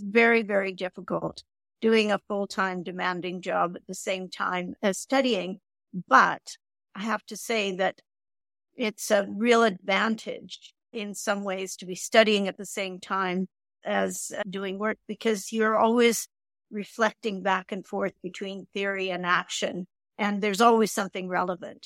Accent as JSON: {"language": "English", "country": "Canada", "accent": "Canadian", "said": "I'm Canadian, as you can probably tell from my accent, but I'm also British"}